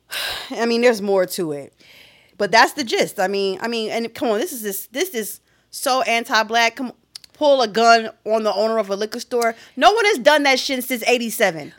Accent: Philadelphia, Pennsylvania, United States; as someone from Philadelphia

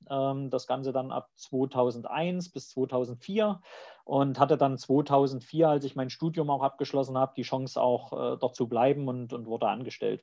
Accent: East Germany, Germany; accent: eastern German dialect; also born or lived in Leipzig; ich komme aus dem Osten, hört man auch am Dialekt, brauche ich auch nicht verheimlichen

